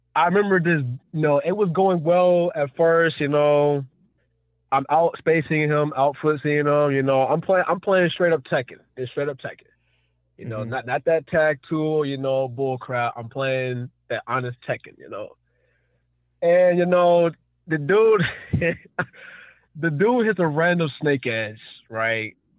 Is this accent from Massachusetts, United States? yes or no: no; North Carolina, United States; I grew up in North Carolina